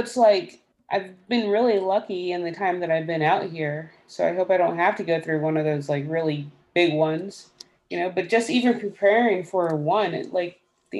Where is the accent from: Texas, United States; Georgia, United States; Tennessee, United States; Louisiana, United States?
Texas, United States; now in Florida, United States; I'm still a Texan.